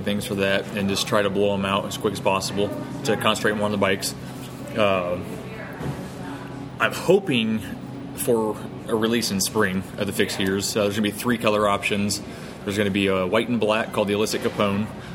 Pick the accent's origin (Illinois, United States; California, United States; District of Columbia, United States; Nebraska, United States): Illinois, United States; Central; I'm from Central Illinois, but I lived in Southern Illinois at the time